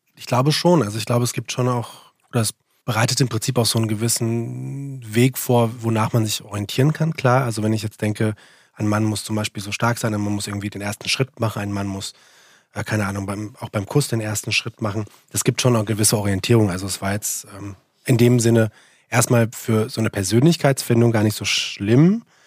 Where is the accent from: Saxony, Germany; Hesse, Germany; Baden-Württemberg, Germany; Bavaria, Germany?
Hesse, Germany; Central; ich komme aus Mittelhessen